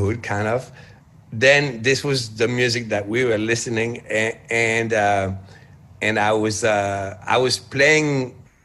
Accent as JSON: {"language": "English", "country": "France"}